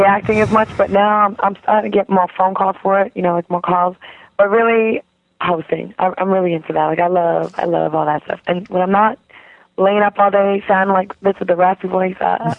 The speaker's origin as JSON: {"language": "English", "region": "East Coast", "country": "United States", "said": "I'm an East Coast chick."}